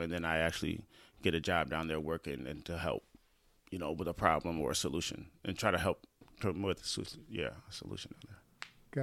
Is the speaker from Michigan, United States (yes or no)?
yes; Lansing, Michigan, United States; I was born in Lansing, Michigan, uh, nineteen eighty-four. Uh, Sparrow Hospital. Um, started here, lived here all my life on the north side of Lansing.